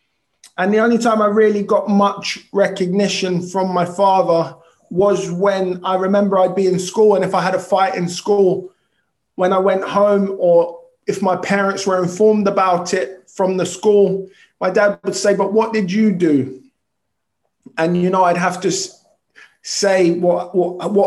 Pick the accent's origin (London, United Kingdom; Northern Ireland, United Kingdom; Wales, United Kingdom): London, United Kingdom; I was born in South London Hospital in Clapham, which is closed now, and raised in Tooting